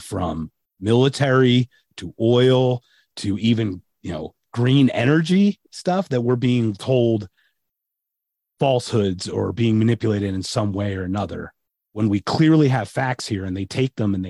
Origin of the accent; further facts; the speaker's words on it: United States; And I was born in America.